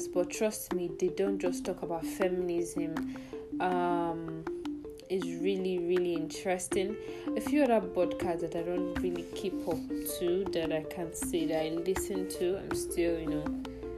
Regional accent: Nigeria; also born or lived in southeast Nigeria / northwest Nigeria; I grew up in Nigeria, basically, in the southeast and in the northwest

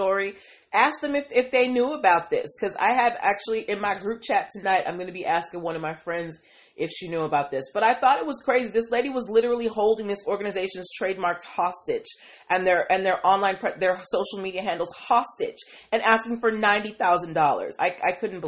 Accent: East Coast, United States; I'm from the East Coast

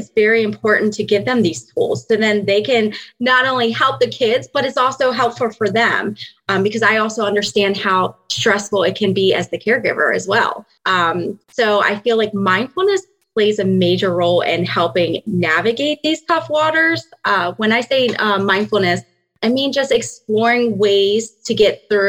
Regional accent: Maryland, United States; moved away as an adult; now in Pennsylvania, United States; I am originally from Maryland, and I recently moved to Pennsylvania about 5 years ago

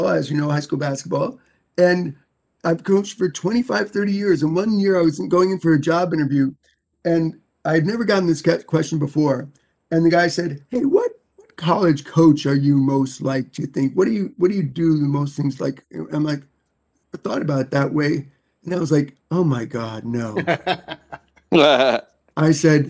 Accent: New York City, New York, United States; moved away; I'm not from North Carolina. I grew up in New York City.

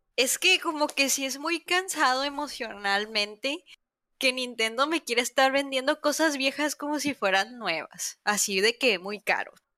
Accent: Mexico; siendo mexicana

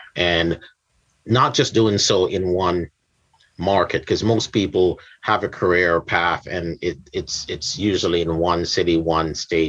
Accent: Jamaica; I'm from Yad, from Jamaica.

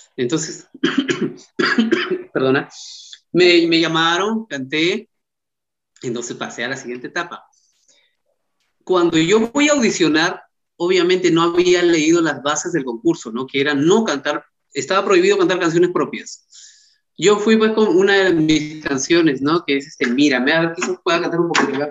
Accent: Paucartambo, Pasco, Peru; soy de Paucartambo, del departamento de Pasco, eh, tengo 36 años, tengo pues la suerte de haber nacido en ese lugar tan maravilloso

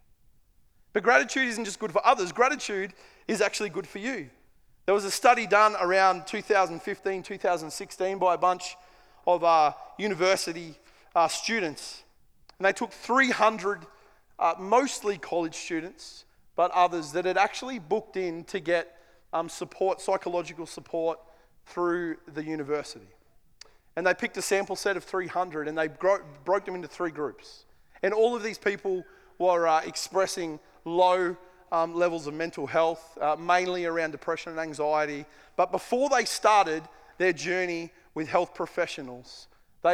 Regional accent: Queensland, Australia; I'm a Queenslander

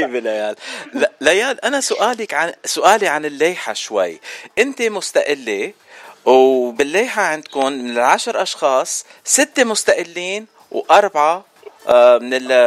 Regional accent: Beirut, Beirut Governorate, Lebanon; انا من الاشرفيه

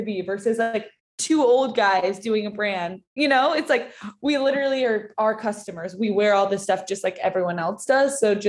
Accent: Austin, Texas, United States; moved away; we both are from the same hometown. We're both from Austin, Texas

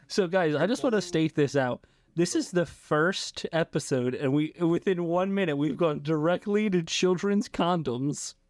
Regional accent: United States; I'm an American man

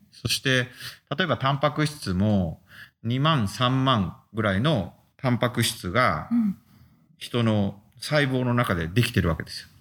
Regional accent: Fukuoka, Japan; moved away as an adult; also born or lived in Osaka; now in Hokkaido, Japan; 生まれは、えー、福岡県で、えー、そこで、えー、中高それから大大学まで過ごして

